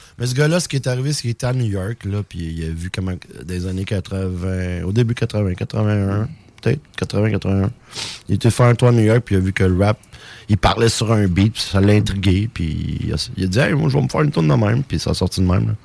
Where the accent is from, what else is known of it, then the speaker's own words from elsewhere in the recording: Iqaluit, Nunavut, Canada; moved away; also born or lived in Longueuil; J'ai grandi à Iqaluit